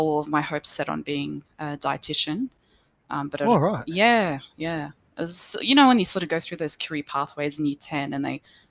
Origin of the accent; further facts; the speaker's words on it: Punchbowl, New South Wales, Australia; In Western Sydney. So I was born in Auburn Hospital, actually, but we were living in Punchbowl at the time.